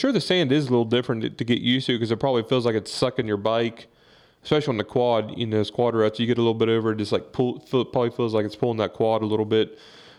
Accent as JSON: {"language": "English", "region": "West Virginia", "country": "United States", "said": "because we're from West Virginia too"}